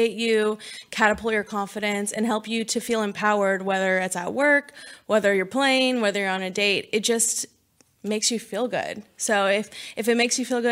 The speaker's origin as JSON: {"language": "English", "region": "California", "country": "United States", "moved": "yes", "lives_now": "Texas, United States", "said": "I'm from California originally"}